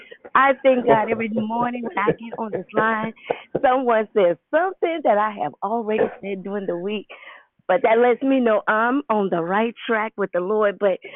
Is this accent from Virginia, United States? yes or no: no; New Orleans, Louisiana, United States; I'm from New Orleans.